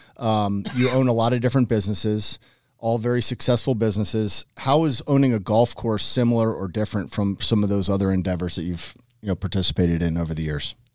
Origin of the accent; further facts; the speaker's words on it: Northern Virginia, United States; when I was a young person growing up in Northern Virginia